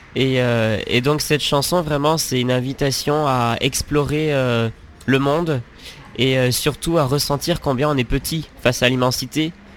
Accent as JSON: {"language": "French", "region": "Auvergne-Rhône-Alpes", "country": "France", "tie": "born or raised there", "said": "En Rhône-Alpes, en Rhône-Alpes, euh, dans, un, dans un petit village"}